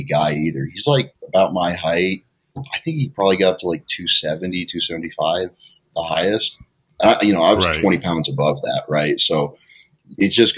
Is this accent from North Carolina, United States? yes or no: no; Washington, United States; moved away; also born or lived in Oregon; I'm from Washington originally